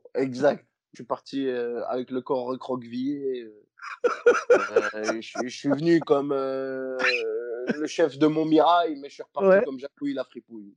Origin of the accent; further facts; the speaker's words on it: Liège, Wallonia, Belgium; chez nous à Liège